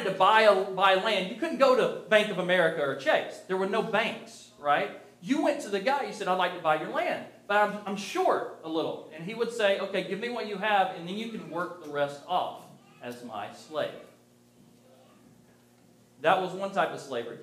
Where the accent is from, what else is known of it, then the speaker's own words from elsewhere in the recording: the South, United States; I grew up in the South